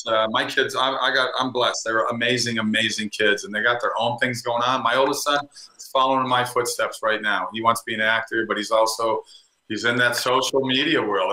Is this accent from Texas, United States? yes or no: no; Minnesota, United States; moved away as an adult; also born or lived in California; now in Florida, United States; I grew up in Minnesota